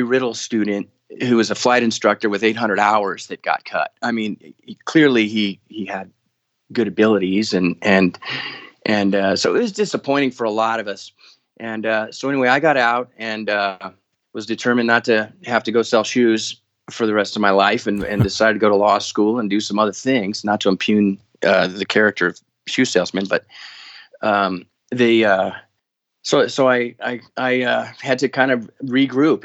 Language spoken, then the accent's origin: English; Denver, Colorado, United States; I grew up in Denver, Colorado area